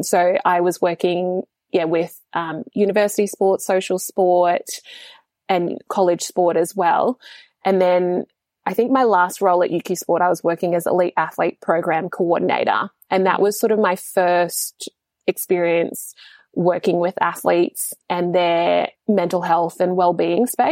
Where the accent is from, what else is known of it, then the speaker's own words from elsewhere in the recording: Papua New Guinea; being in my home country